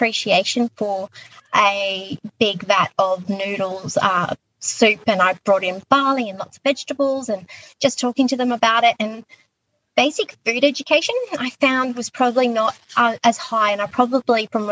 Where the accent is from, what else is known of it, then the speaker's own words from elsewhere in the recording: Queensland, Australia; moved away as an adult; also born or lived in Echuca; now in Sydney, Australia; I am actually from Queensland originally. I moved to Sydney via Echuca in my early 20s